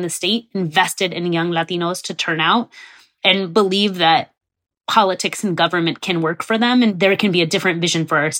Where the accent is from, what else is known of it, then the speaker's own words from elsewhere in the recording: Ohio, United States; moved away as an adult; now in Austin, United States; they're going to think I'm not Mexican enough because I'm light skinned, because I grew up in Ohio.